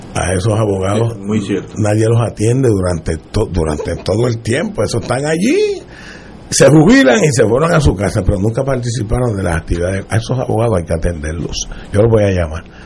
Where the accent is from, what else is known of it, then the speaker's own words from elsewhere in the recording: Loíza, Puerto Rico; mi pueblo de Loíza